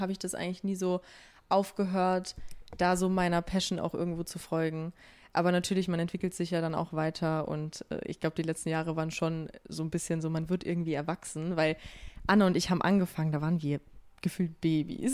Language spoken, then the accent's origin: German; Austria; ich komme aus Österreich